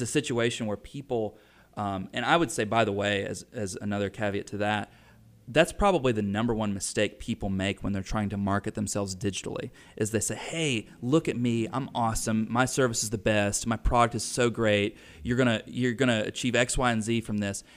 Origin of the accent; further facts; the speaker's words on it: Mooresville, United States; I'm from Mooresville